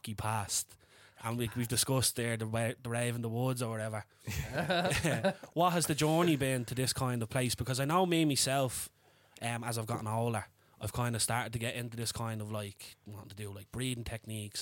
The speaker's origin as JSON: {"language": "English", "town": "Dublin", "region": "Leinster", "country": "Ireland", "tie": "born or raised there", "said": "when you're young and you're growing up in Dublin, and especially like when we were working in Top Man"}